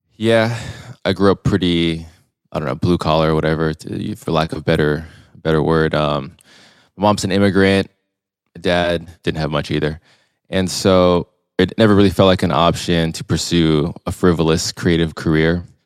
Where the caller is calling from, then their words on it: Long Beach, California, United States; I'm calling in from Long Beach, California today. I've been living here for quite a while. I went to school here, college, uni, as the Euros call it.